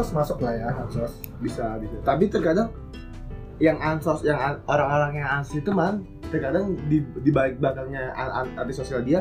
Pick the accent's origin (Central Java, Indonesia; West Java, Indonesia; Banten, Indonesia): Banten, Indonesia; Tangerang; menurut gua gua yang gua yang dari kecil di Tangerang, sekarang kerja di kerja di ke Jakarta